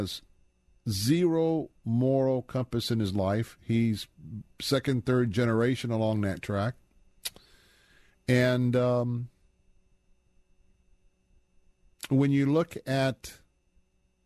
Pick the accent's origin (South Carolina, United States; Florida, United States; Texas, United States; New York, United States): Florida, United States; Tampa; I was born and raised here in Tampa.